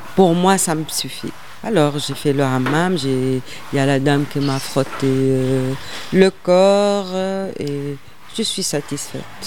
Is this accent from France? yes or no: no; Tunisia; moved away; je suis tunisienne et j'ai dit, je suis pas étrangère, je suis tunisienne